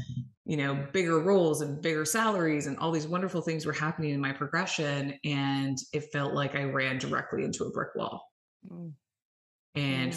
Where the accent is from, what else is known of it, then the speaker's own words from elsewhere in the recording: Canada; I am Canadian. So yes, north of the border